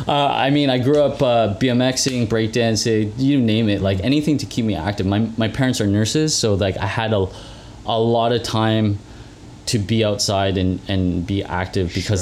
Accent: Mississauga, Ontario, Canada; I was born in Mississauga Hospital.

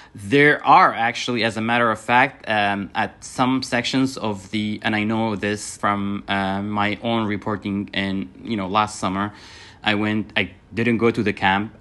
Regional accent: northeast Syria, Syria; moved away as an adult; now in United States; I come from the Northeast, which was heavily controlled by the Syrian uh, security forces

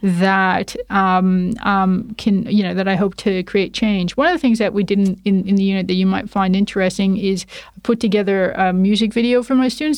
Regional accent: Toronto, Ontario, Canada; accent: Canadian; moved away as an adult; now in Perth, Australia; my accent is Canadian. So I was born and raised in Toronto, Canada.

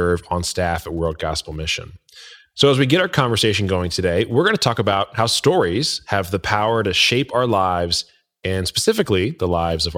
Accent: Indiana, United States; I'm from Indiana, so Hoosiers

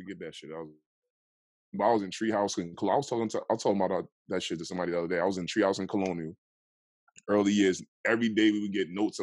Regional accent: New York City, New York, United States; now in Richmond, United States; I'm from New York, so it's like, when I first came out here, I wasn't the nigga that was promoting I'm from New York every minute. I was on my South Side shit. I ain't even really speak about New York. I spoke about South Jamaica, Queens

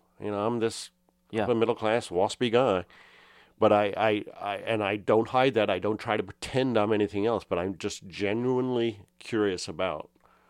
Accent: United Kingdom; now in United States; I was raised as an American in the UK, so I was always kind of a foreigner, and this in the 70s. And I've never quite felt like I fit in. And I moved to the US and I didn't fit in here.

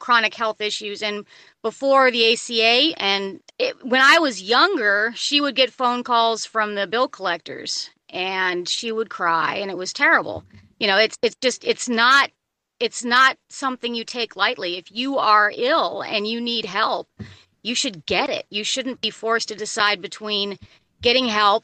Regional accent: Illinois, United States; moved away as an adult; also born or lived in California; now in Ohio, United States; I was born in Illinois and I moved to California after I graduated from high school.

